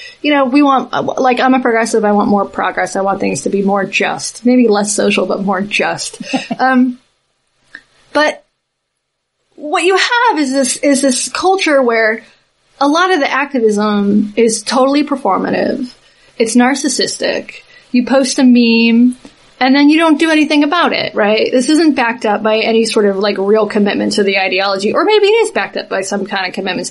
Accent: Southeast, United States; I'm from the Southeast. But when I was in high school, the dominant culture was conservative

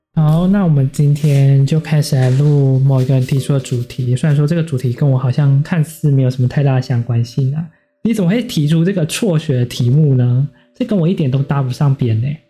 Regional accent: Taiwan; 我是南口的偏乡，到山里面隐居的那种

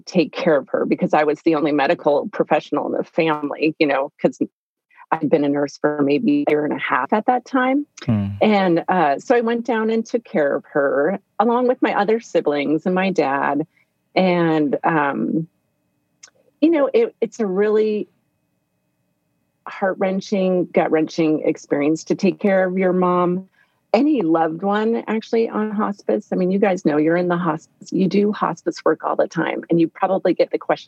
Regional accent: Fullerton, California, United States; I grew up in Orange County, California, Fullerton

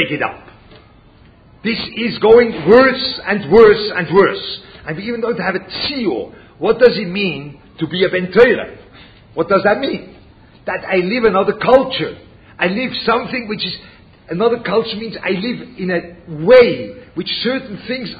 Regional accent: Switzerland; moved away; I speak German. Yeah? I come from Switzerland.

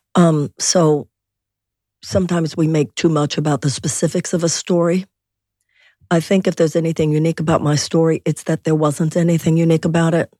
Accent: Houston, Texas, United States; I was born and raised in Houston

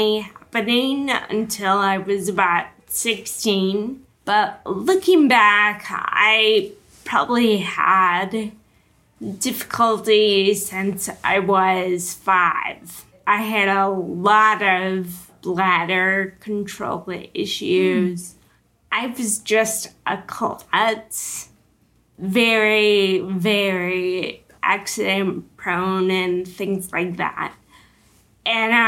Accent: Wisconsin, United States; moved away as an adult; now in San Diego, United States; I grew up in Wisconsin

